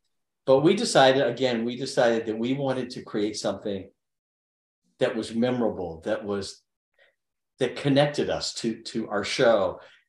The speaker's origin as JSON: {"language": "English", "town": "Hattiesburg", "region": "Mississippi", "country": "United States", "also_born_or_lived": "New York", "moved": "yes", "said": "listen, I'm from Hattiesburg, Mississippi. My family's not in show business."}